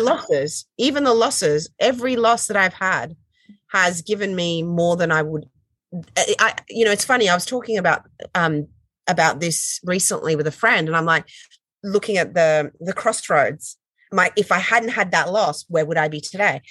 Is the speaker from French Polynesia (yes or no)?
yes; French Polynesia; moved away; I grew up in Tahiti